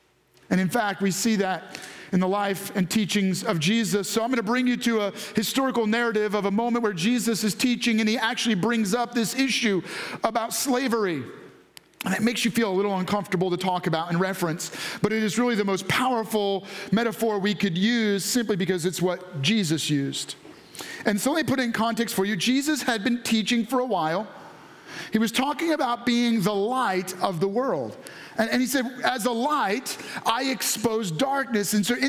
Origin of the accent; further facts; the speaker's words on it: New York, United States; I was raised this way. I grew up in New York, so I just drive that way.